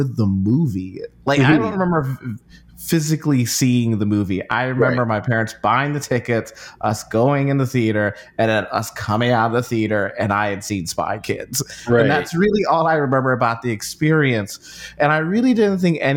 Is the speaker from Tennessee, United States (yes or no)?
no; Chicago, Illinois, United States; growing up in Chicago